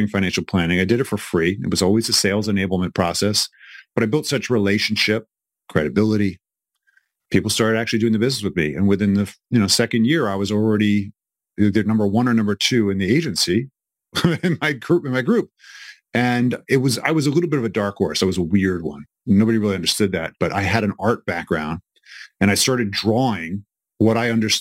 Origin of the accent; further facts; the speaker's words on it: New York City, New York, United States; moved away as an adult; also born or lived in Philadelphia; I'm originally from New York City